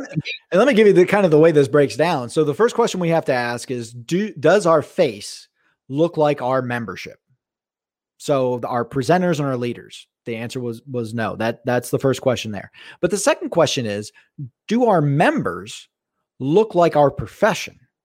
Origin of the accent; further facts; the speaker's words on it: South Florida, United States; now in Pacific Northwest, United States; I grew up in South Florida